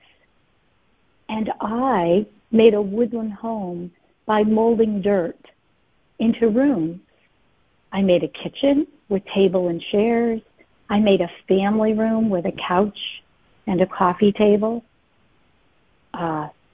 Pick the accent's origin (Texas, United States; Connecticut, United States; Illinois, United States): Connecticut, United States; As a little girl growing up in Connecticut, we moved here when I was 7